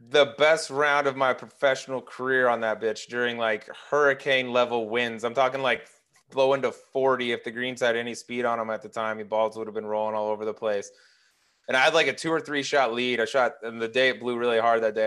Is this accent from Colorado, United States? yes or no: yes; Colorado, United States; also born or lived in Little Rock, Arkansas; I was born in Little Rock. I grew, I grew up in Arkansas for, like, eight years, um, but then I moved to Colorado, so Colorado is, like, where I'm from